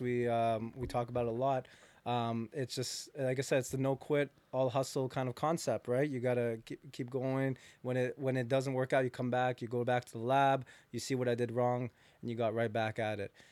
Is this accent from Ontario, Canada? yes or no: yes; Hamilton, Ontario, Canada; I'm actually born from Hamilton, so I'm from, from Hamilton